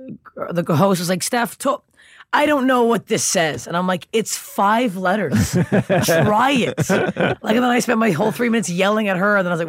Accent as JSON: {"language": "English", "town": "Toronto", "region": "Ontario", "country": "Canada", "tie": "born or raised there", "said": "actual Toronto. Most people say Toronto from like a suburb outside, but I'm like born and raised in Toronto."}